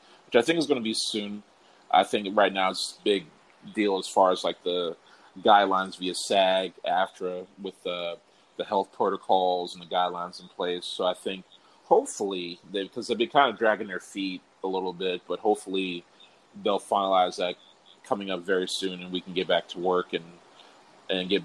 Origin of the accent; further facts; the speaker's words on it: Prince George's County, Maryland, United States; moved away as an adult; also born or lived in Washington, D.C.; now in Los Angeles, United States; I'm originally from Prince George's County, Maryland, born and raised. Well, born in D.C., grew up in Maryland.